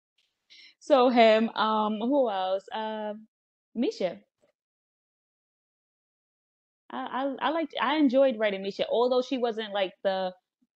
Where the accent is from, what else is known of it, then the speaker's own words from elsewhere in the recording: New York City, New York, United States; New York, the Bronx.